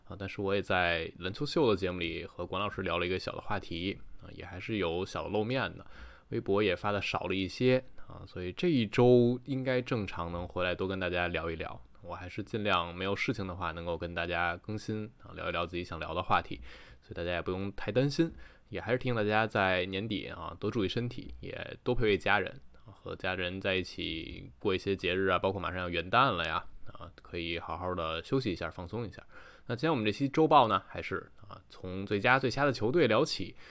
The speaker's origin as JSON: {"language": "Chinese", "region": "Taichung", "country": "Taiwan", "said": "我是台中的…，好久不见啊！"}